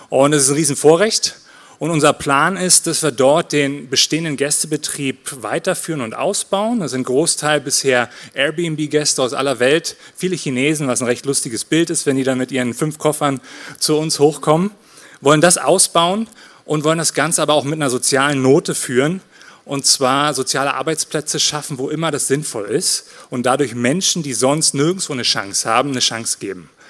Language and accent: German; Berlin, Germany; now in Switzerland; als Großstadtjunge in der DDR geboren. Wisst ihr, Alter, ich bin aus der Platte. Ich bin in Marzahn gewachsen